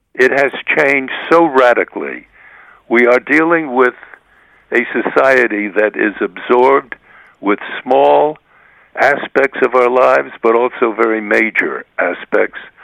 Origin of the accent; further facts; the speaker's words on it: United States; those of us who have been raised um, in the United States as American reporters